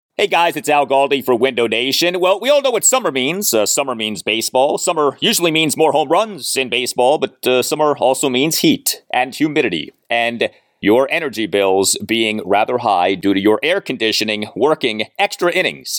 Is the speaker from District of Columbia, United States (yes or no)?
yes; Washington, District of Columbia, United States; I'm born and raised in Washington, D.C.